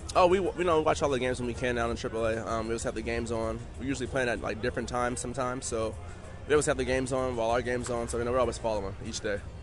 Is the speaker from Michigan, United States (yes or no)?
no; Oakland, California, United States; as a kid growing up, I'm from Oakland, California